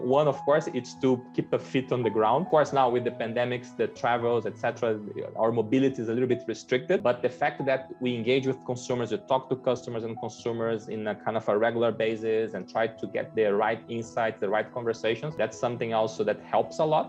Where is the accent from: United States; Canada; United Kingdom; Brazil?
Brazil; accent: Brazilian; English is a second language; moved away; I'm Brazilian. So I started my career in Coca-Cola back in Brazil